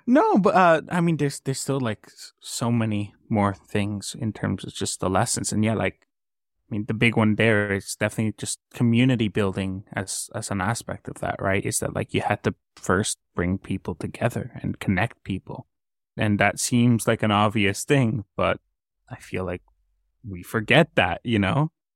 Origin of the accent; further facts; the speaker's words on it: Colombia; now in Canada; I come from Colombia